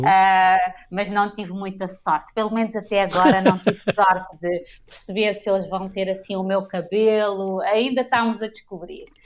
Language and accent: Portuguese; Santo Antão, Cape Verde; moved away; also born or lived in Praia, Cape Verde; eu sou de Santo Antão